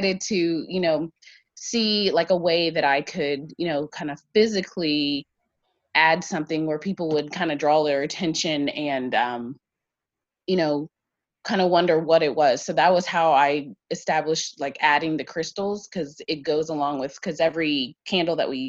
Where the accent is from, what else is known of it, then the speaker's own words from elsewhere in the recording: Ohio, United States; I'm from Ohio